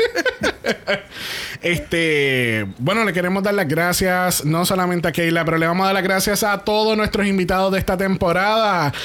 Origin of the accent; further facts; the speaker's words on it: Puerto Rico; nosotros que somos boricua